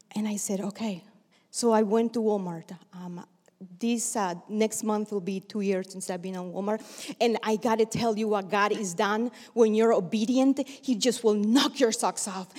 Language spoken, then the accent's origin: English; Bluefields, South Caribbean Coast Autonomous Region, Nicaragua; now in United States; I was born in Nicaragua, actually Bluefields in the Atlantic coast of Nicaragua.